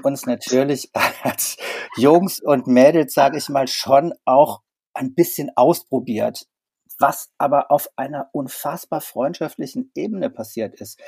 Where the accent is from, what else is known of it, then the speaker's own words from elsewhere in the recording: Saarland, Germany; Wir kommen aus dem Saarland